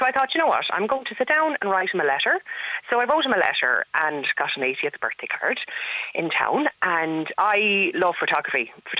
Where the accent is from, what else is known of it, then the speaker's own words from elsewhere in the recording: Galway, Connacht, Ireland; I'm from Salt Hill.